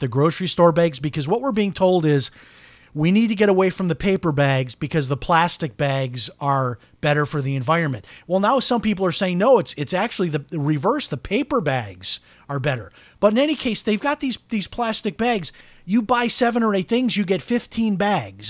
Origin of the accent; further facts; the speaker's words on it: Chicago, Illinois, United States; when I grew up in Chicago